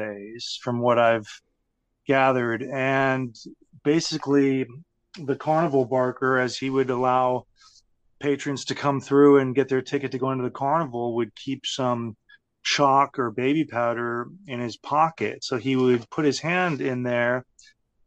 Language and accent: English; Texas, United States; growing up in Texas